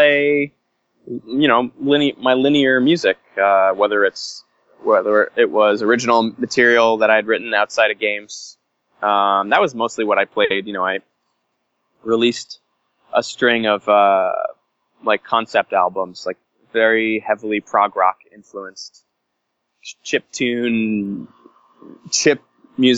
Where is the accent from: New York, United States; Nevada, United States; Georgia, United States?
New York, United States; I grew up in New York